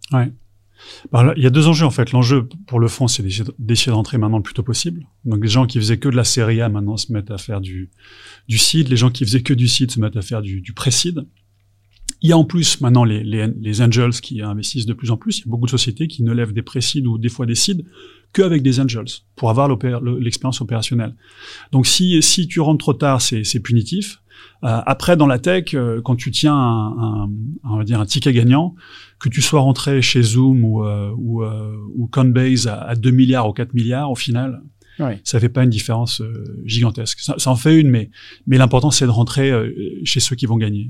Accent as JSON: {"language": "French", "country": "France", "said": "en tant que Français"}